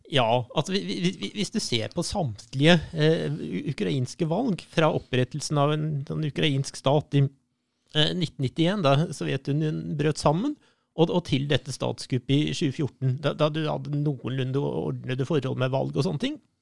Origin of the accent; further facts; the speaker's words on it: Norway; jeg er historiker fra Norge